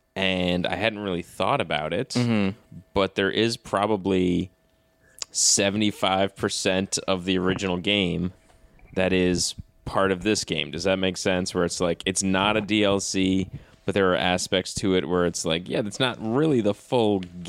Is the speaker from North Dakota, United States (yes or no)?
no; New York, United States; now in Los Angeles, United States; And I'm from New York.